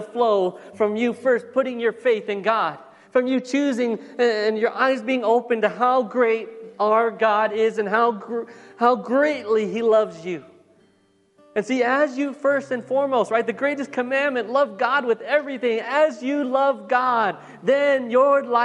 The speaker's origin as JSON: {"language": "English", "country": "United States", "said": "I am American"}